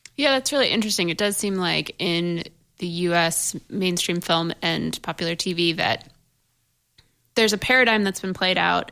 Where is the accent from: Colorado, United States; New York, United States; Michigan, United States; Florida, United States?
New York, United States; Buffalo; I'm from Buffalo